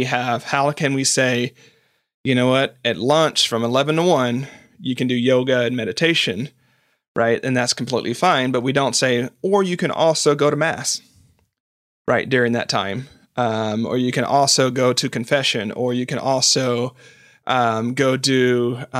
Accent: the South, United States; I grew up in the South.

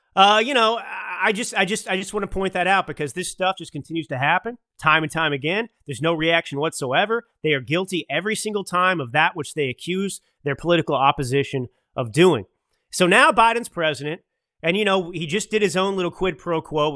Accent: Dallas, Texas, United States; I grew up in Dallas

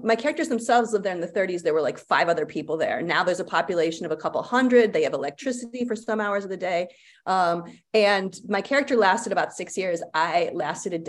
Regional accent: United States; I'm an American

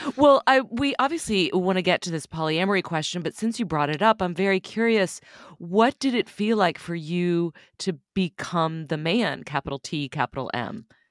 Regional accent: Texas, United States; moved away as an adult; also born or lived in Austin / New York City; I grew up in Texas you know, a very conservative part of Texas

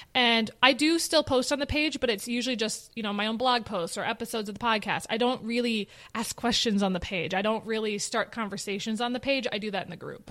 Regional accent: Minnetonka, Minnesota, United States; born or raised there

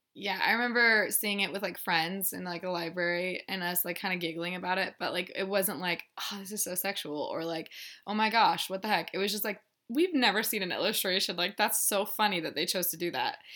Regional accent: Littleton, Colorado, United States; I'm from Littleton, Colorado

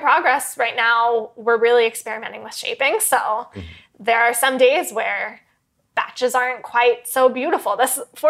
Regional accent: Langhorne, Pennsylvania, United States; moved away as an adult; also born or lived in Paris, France / Philadelphia; now in New York, United States; So I grew up in, it's a town called Langhorne, but it's the suburbs of Philadelphia.

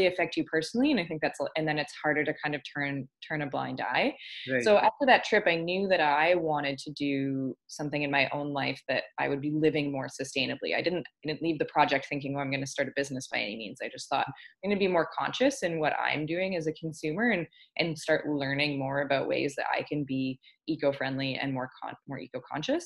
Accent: Ontario, Canada; moved away as an adult; now in Victoria, Canada; I'm from Ontario originally, and I live out here in Victoria and BC now.

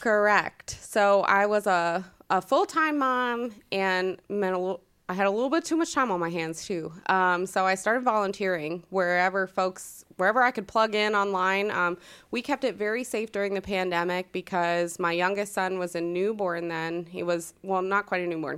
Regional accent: Northern Virginia, United States; moved away as an adult; now in Hilliard, United States; I grew up in the Northern Virginia area

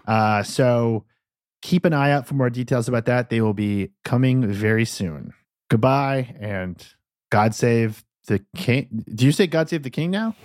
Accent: United States; I'm an American

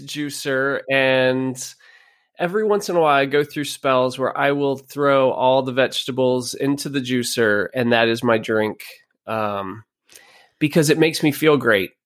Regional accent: Pennsylvania, United States; also born or lived in Virginia; We moved back to Pennsylvania from Virginia. I grew up here

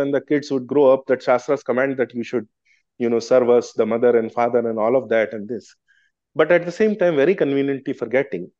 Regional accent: Gwalior, Madhya Pradesh, India; I come from Gwalior, I was born in Gwalior

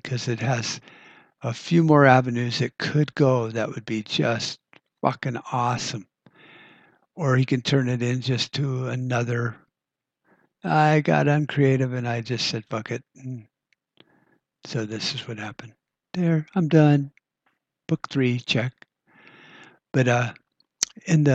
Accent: United States

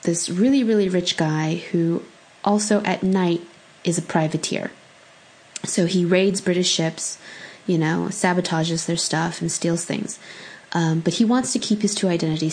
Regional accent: California, United States; I grew up in California

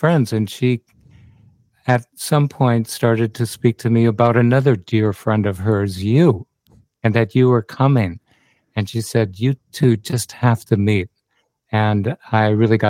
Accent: Minnesota, United States; moved away as an adult; also born or lived in Western U.S.; now in Byron Bay, Australia; I grew up on a family farm in Minnesota, which borders Canada and the U.S.

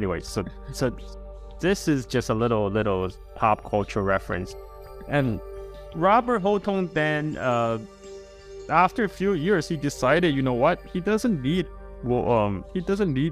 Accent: Chongqing, China; I was born in Sichuan Province, Chongqing, Sichuan

